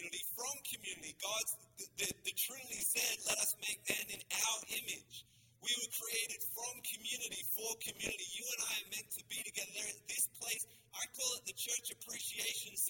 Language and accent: English; Australia; accent: Australian; also born or lived in Sydney; now in Canada; I am a Canadian citizen, but we were born in Australia